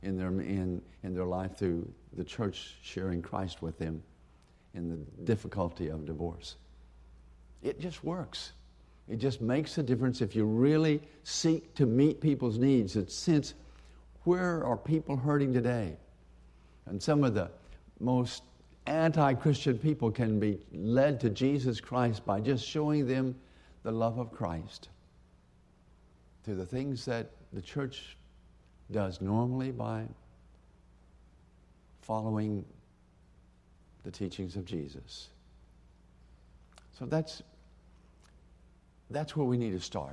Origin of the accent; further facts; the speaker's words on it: Woodward, Oklahoma, United States; growing up in Woodward, Oklahoma